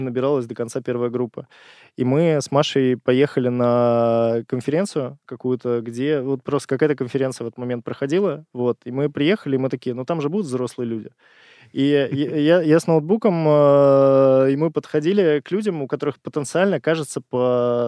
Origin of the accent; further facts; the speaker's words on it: Saint Petersburg, Russia; moved away as an adult; now in Moscow, Russia; Я изначально из Питера. Вот, полтора года назад перебрался в Москву